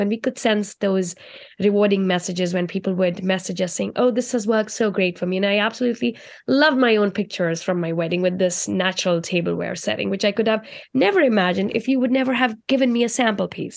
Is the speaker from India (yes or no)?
yes; India; moved away; I grew up in India, and growing up in India, I was very close to my culture